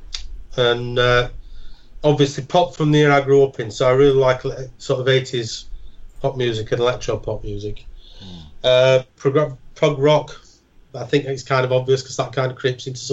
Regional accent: Sheffield, Yorkshire and the Humber, United Kingdom; now in Hull, United Kingdom; I now live in Hull, because I'm actually originally from Sheffield

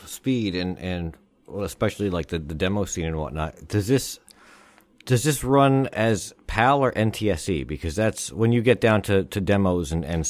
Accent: United States; Now, see, I grew up being American.

